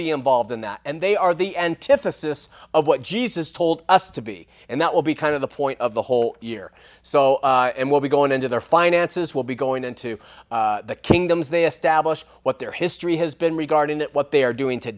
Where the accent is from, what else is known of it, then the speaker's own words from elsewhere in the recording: Southern California, United States; I'm from Southern California